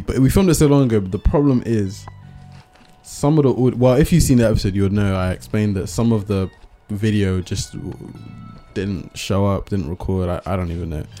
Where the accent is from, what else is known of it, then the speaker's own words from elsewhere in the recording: Bristol, South West England, United Kingdom; we're from Bristol